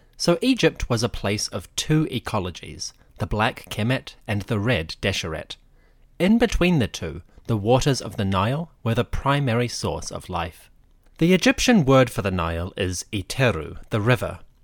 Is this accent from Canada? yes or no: no; New Zealand; I am from New Zealand.